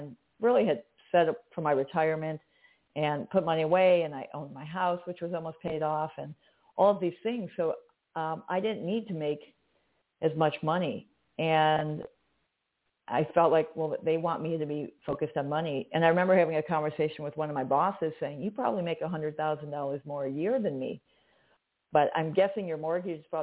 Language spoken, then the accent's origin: English; Chicago, Illinois, United States; I'm direct. I'm from Chicago. We say what we mean